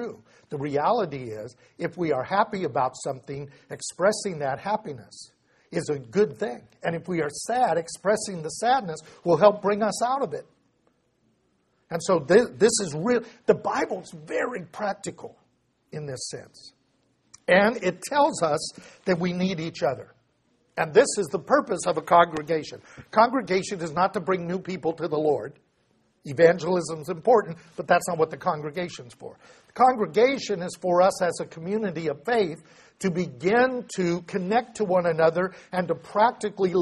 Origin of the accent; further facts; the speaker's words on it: United States; what I was trained to do as an American